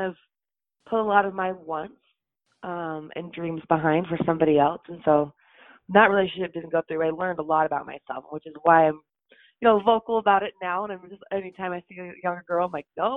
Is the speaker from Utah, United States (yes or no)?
yes; Utah, United States; I grew up in Utah